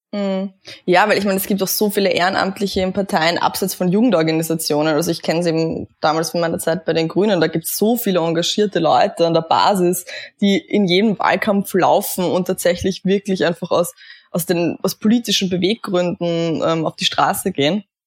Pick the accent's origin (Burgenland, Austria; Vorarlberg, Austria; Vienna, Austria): Burgenland, Austria; Eisenstadt; ich bin im Burgenland aufgewachsen, ähm, in einem kleinen Vorort von Eisenstadt, Kleinhöflein heißt